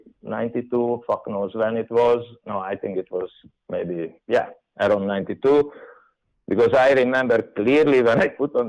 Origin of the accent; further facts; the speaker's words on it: Hungary; I came from Hungary